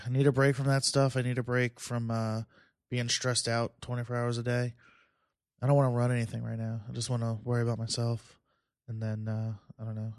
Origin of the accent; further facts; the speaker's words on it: Plainview, New York, United States; also born or lived in Philadelphia; I'm in Bethpage now. I grew up in Plainville